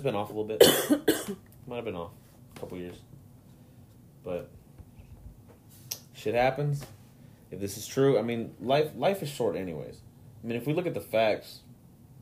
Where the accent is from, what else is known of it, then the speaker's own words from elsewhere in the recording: Mexico; my home country of Mexico